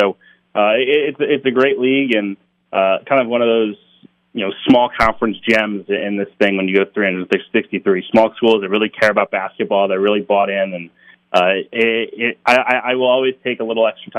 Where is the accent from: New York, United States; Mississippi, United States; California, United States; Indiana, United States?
New York, United States; Albany; I grew up in Albany.